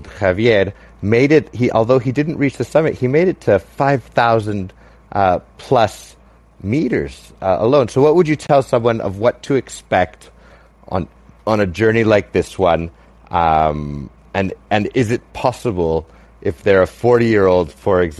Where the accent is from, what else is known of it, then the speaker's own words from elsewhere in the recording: Canada; myself being Canadian and half Mexican